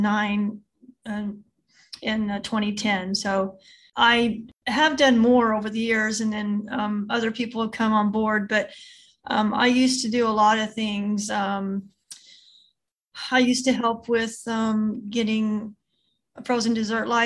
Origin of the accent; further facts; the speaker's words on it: Southern Illinois, United States; now in Texas, United States; I'm originally from Southern Illinois, but I've lived in Texas more than half my life.